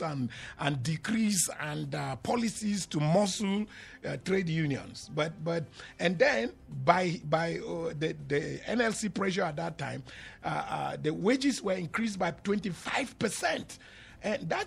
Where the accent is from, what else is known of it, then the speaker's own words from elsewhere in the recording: Nigeria; I'm also a Nigerian.